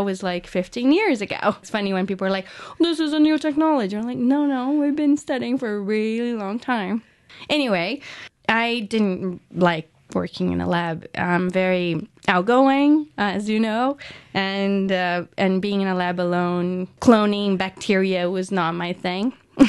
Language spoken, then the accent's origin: English; São Paulo, Brazil; English is a second language; Yeah, I grew up in Sao Paulo, Brazil, born and raised there.